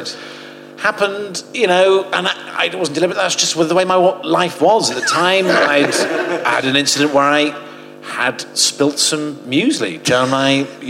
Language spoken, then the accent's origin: English; Portsmouth, South East England, United Kingdom; also born or lived in Oxford; I grew up in Portsmouth.